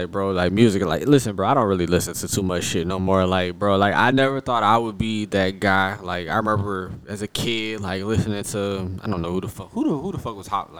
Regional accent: Georgia, United States; how the fuck you grew up in Georgia?

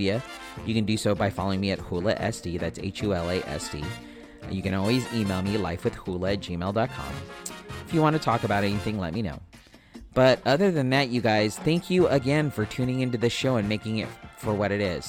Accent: Spring Valley, United States; I'm just some kid from Spring Valley who grew up here

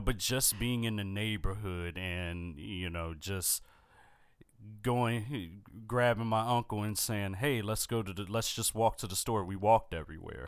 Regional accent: Philadelphia, Pennsylvania, United States; growing up in Philadelphia

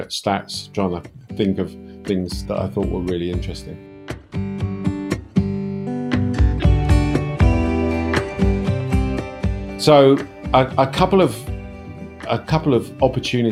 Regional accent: United Kingdom; I'm British

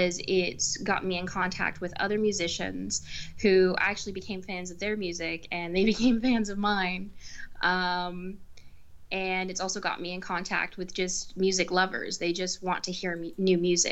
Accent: San Antonio, Texas, United States; also born or lived in Wisconsin / Panama; I've pretty much lived in San Antonio most of my life. There's only been about 1 year that I was up in Wisconsin, and a couple months when I was a baby that I was in Panama

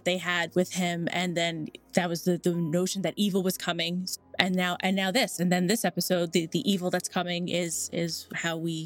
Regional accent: New York, United States; I'm from New York and we definitely have this culture imbued in us now

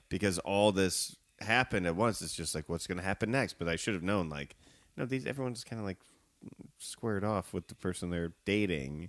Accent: Evanston, Illinois, United States; also born or lived in Chicago; I live in, um, uh, neighborhood of Chicago called Edgewater, and I, I grew up in Evanston

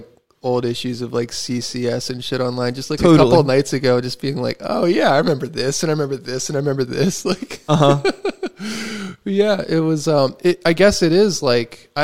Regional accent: Plum, Pennsylvania, United States; also born or lived in Tucson, Arizona / Pittsburgh, Pennsylvania; I grew up in Plum Borough. It's like a little bit east of here.

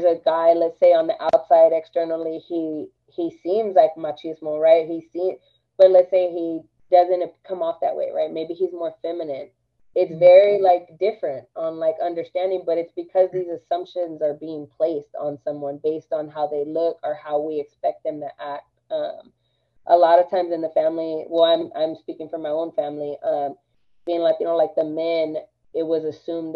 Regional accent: Austin, Texas, United States; I am Chicana. I was raised in East Austin.

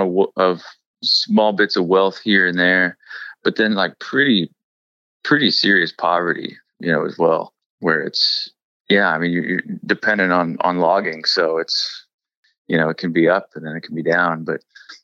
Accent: Priest River, Idaho, United States; moved away; also born or lived in Seattle; I'm from Priest River, Idaho, and I'm a painter

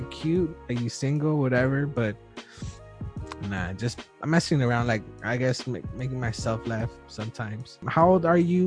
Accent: Wilmington, United States; I'm from Wilmington

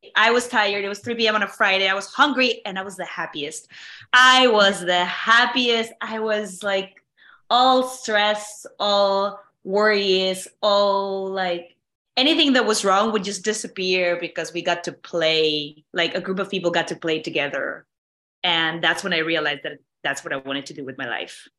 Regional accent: Mexico; now in New York, United States; I'm, I'm from Mexico

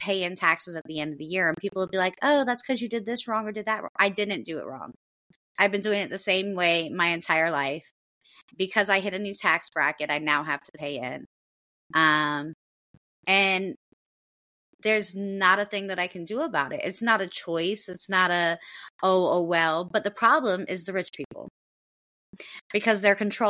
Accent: United States; we as the American people

